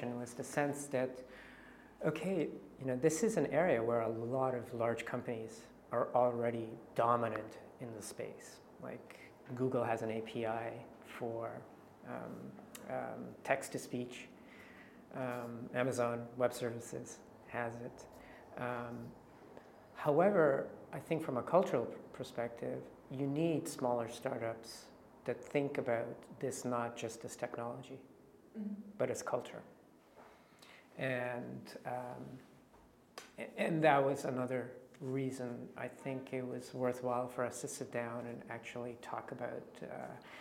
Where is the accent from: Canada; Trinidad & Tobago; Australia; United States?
Canada; moved away; I'm Canadian